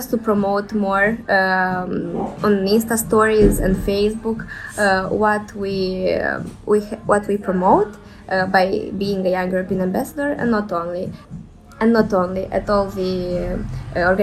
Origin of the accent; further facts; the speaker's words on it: Moldova; moved away; In our country